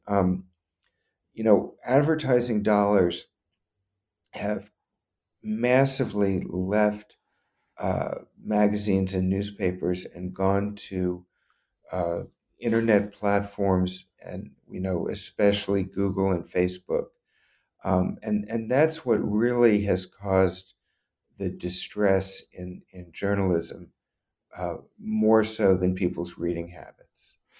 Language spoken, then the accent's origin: English; New Orleans, Louisiana, United States; moved away; I grew up in Louisiana.